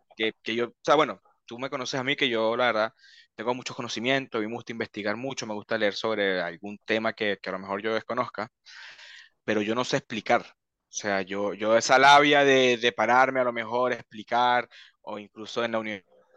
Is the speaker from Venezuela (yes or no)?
yes; Venezuela; now in Chile; cuando yo salí de Venezuela